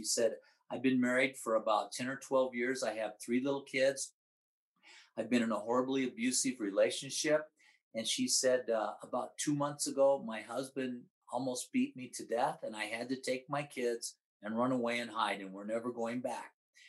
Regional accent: Midwest, United States; And I grew up in the Midwest where it's, where it's horrible.

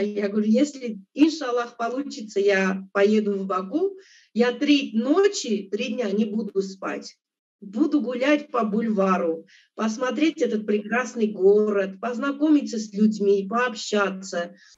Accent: Abovyan, Kotayk, Armenia; moved away; also born or lived in Russia; Я родилась в Армении, город Абовян, Кутайская область

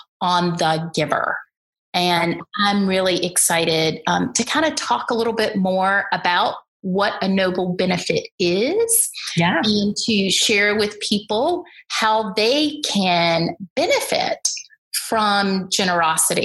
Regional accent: Birmingham, Alabama, United States; I grew up in the Deep South in Birmingham, Alabama

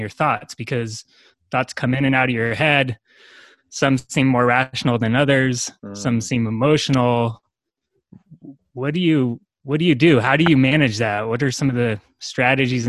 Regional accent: United States; as an American growing up in this environment

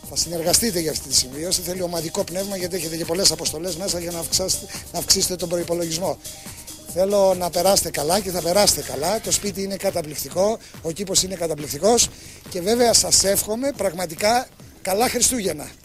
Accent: Nea Nikomideia, Central Macedonia, Greece; είμαι 30 χρονών και είμαι από τη Νέα Νικομίδια Εμαθίας.

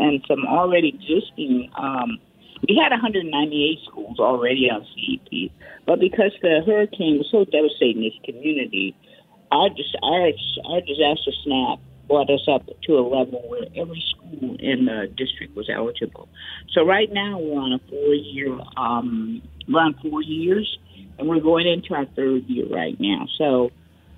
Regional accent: Washtenaw County, Michigan, United States; moved away as an adult; also born or lived in Detroit, Michigan; now in Houston, United States; was spent in Washtenaw County on a farm, and Ann Arbor would have been my big city

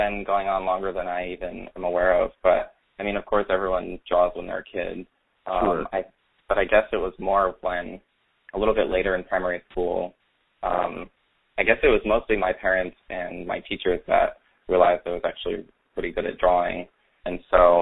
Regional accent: Rhode Island, United States; I grew up in Rhode Island

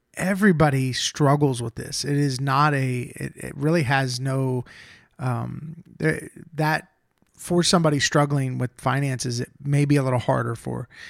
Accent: Ohio, United States; moved away; we both lived in ohio i'm from ohio

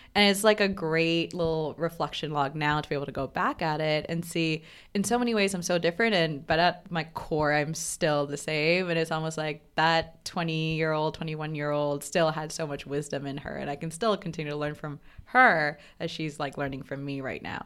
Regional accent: Bangladesh; moved away as an adult; also born or lived in Providence, Rhode Island, United States; now in New York, United States; growing up in Bangladesh

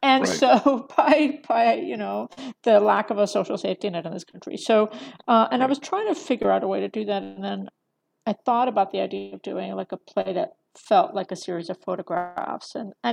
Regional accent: Eastern Seaboard, United States; also born or lived in Philadelphia / Utah / California; I was born in Philadelphia, grew up mostly along the Eastern Seaboard in New Jersey, Florida, North Carolina. But there was like a stint in Utah for a while, and then there was a long stint in California.

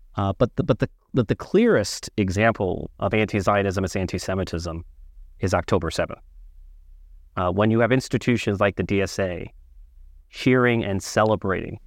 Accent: New York City, New York, United States; I was born and raised in the Bronx.

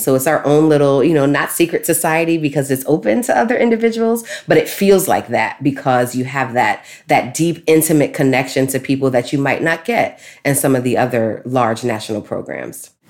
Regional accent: New York City, New York, United States; I grew up in Brooklyn, New York

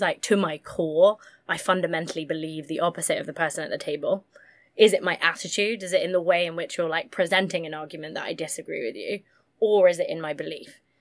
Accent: Massachusetts, United States; I grew up grew up in the Massachusetts politics bubble

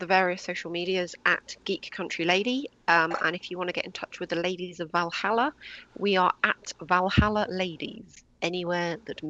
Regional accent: United Kingdom; accent: British; I really hope my British accent is better than Madonna's.

